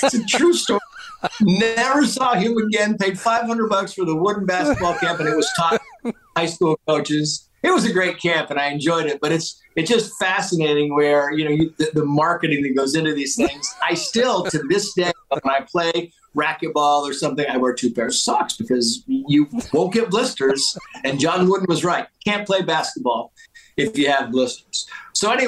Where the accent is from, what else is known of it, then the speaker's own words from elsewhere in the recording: Mammoth Lakes, California, United States; also born or lived in San Diego, California; I moved to a ski town in North Central California called Mammoth Mountain, Mammoth Lakes, California